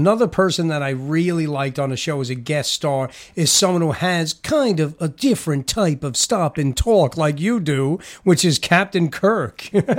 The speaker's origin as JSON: {"language": "English", "town": "New York City", "region": "New York", "country": "United States", "tie": "born or raised there", "said": "I know you're from actually my hometown of Astoria. Actually, maybe that's where I get some sort of accent from."}